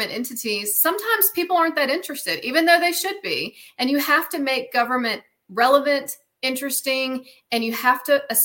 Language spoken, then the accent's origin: English; Mississippi, United States; moved away as an adult; now in Houston, United States; I'm actually from Mississippi, but I've been living in Houston now for 5 years.